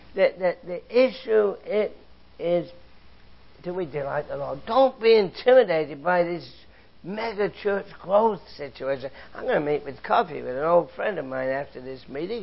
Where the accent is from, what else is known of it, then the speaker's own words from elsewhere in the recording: England, United Kingdom; moved away; I grew up in England, you know, I was a boy in the Second World War